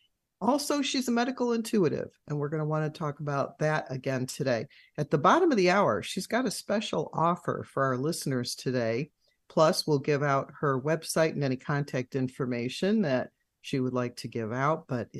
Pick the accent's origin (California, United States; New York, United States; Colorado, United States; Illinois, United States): Illinois, United States; Chicago; the Chicago area, my hometown